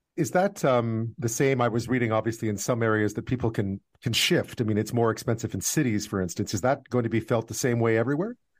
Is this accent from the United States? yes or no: no; Montreal, Quebec, Canada; since I was a kid growing up in Montreal